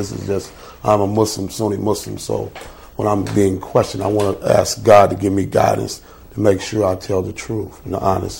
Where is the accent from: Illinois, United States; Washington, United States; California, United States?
California, United States; Oakland; I grew up in Oakland, California.